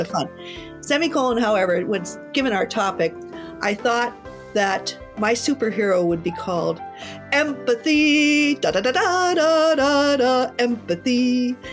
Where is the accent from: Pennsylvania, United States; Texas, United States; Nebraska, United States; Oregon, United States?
Pennsylvania, United States; Pittsburgh; I grew up in Pittsburgh, literally in Mister Rogers' neighborhood.